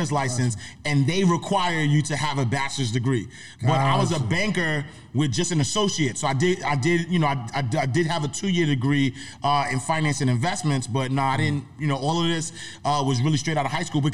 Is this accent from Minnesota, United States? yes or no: no; New York City, New York, United States; I'm from Harlem, first and foremost. I got to say that because my guys back in the block, they would never forgive me. So I'm from St. Nicholas Projects, 129th Street, 8th Avenue. Grew up single parent home